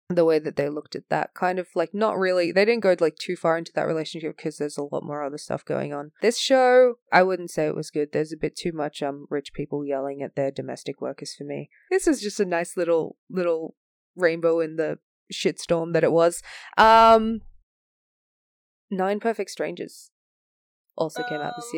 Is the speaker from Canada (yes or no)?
no; Australia; as an Australian